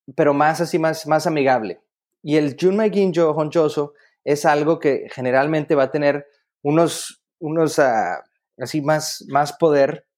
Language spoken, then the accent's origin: Spanish; Mexico; los mexicanos somos